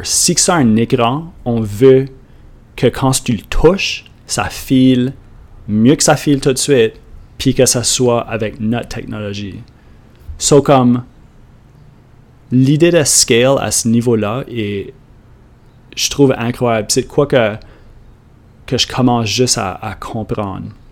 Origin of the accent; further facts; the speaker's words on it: Canada; accent: Acadian; comme parler acadien. C'est moi qui l'ai enregistré, ça c'est mon accent